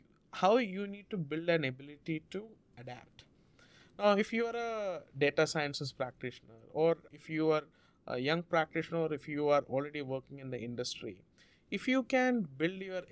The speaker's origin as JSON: {"language": "English", "region": "South India", "country": "India", "tie": "born or raised there", "first_language": "Malayalam", "second_language": "English", "moved": "as an adult", "lives_now": "United States", "said": "I grew up in India"}